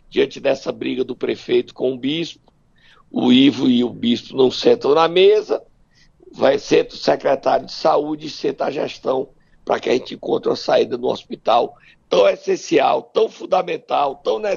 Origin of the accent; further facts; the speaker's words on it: Sobral, Ceará, Brazil; born or raised there; moved away